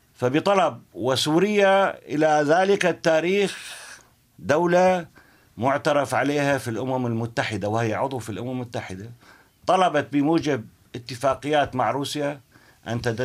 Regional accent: Syria; also born or lived in Daraa, Syria; أنا ابن دمشق ودرعا

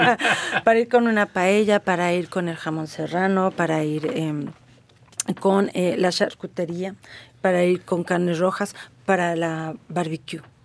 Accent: Guanajuato, Mexico; de Guanajuato, de mi estado de donde yo vengo

